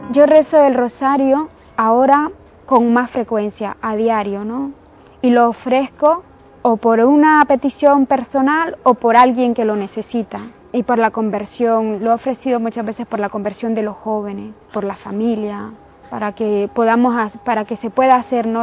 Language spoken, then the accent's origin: Spanish; Nicaragua; soy nicaragüense